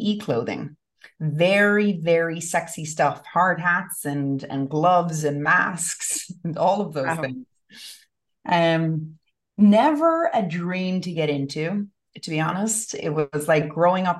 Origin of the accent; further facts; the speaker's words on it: Westport, Connacht, Ireland; now in United States; I grew up in the west of Ireland